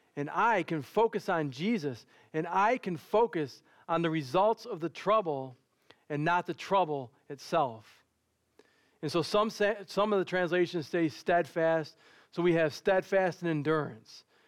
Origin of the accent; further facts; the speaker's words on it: Dearborn, Michigan, United States; I grew up in Dearborn, and growing up in Dearborn